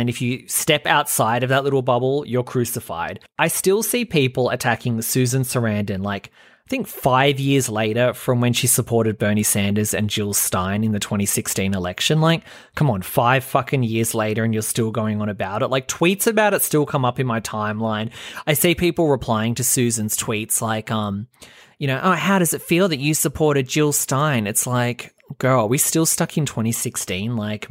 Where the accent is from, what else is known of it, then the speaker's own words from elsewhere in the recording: Australia; I'm from a small town where I grew up in Australia, and I moved to Sydney on my own when I was 16, and it was really fucking hard.